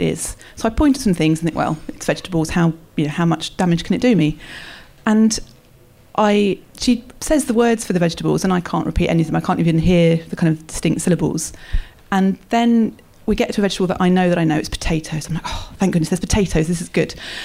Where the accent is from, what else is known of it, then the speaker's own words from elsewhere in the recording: England, United Kingdom; moved away as an adult; also born or lived in China; I'm English